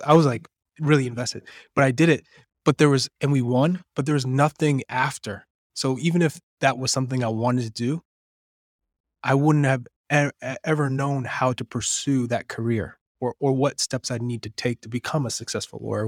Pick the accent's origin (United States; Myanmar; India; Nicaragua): United States; Manchester, New Hampshire; also born or lived in Lawrence, Massachusetts; I grew up in, in Manchester, New Hampshire. I was born in Lawrence, Massachusetts, but Manchester is, is kind of what shaped me.